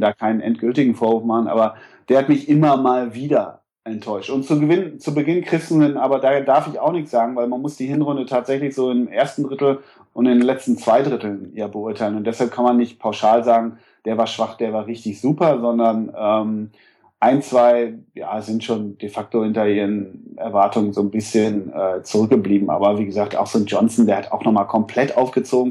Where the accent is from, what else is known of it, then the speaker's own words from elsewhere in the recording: Münsterland, North Rhine-Westphalia, Germany; moved away; Ich komme nämlich ursprünglich aus Westfalen zumindest, aus Münsterland, wo ist eine extreme Schalker Hochburg. Also ich komme aus einem kleinen Kaff